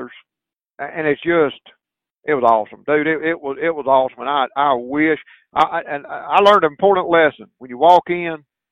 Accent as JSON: {"language": "English", "region": "the South", "country": "United States", "accent": "Southern"}